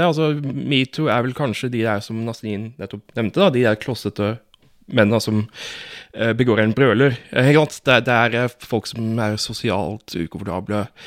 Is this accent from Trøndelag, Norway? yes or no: no; Fevik, Agder, Norway; Jeg, husker, altså, jeg kommer jo fra Fevik